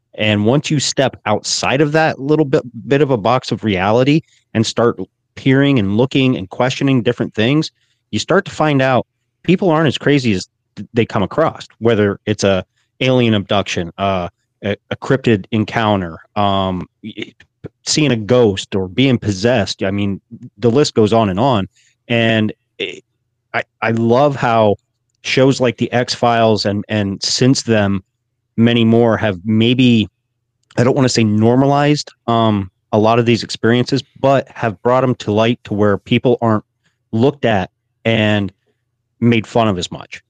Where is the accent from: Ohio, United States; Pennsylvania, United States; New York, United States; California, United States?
Pennsylvania, United States; my home state